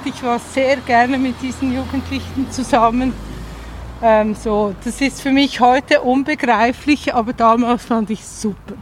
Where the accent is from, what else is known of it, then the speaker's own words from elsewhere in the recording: Zurich Oberland, Switzerland; also born or lived in Untersiggenthal, Aargau; Danach im Zürcher Oberland